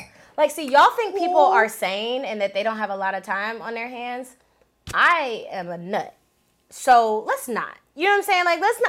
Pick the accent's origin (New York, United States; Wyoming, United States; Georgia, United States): Georgia, United States; Decatur; also born or lived in Madison County, Alabama / Detroit, Michigan; But I spent all of my time here, like my developmental time. Mm-hmm. So when people are like, where are you from? I'm like, I'm from Decatur. Like, that's where I'm from.